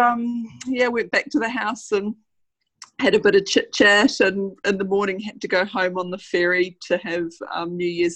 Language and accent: English; Wollongong, New South Wales, Australia; we're from the Gong.